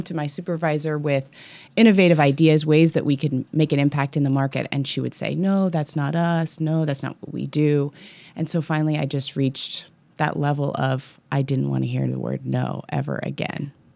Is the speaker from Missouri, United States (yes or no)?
yes; Kansas City, Missouri, United States; also born or lived in West Coast; now in Kansas City, United States; I grew up in Kansas City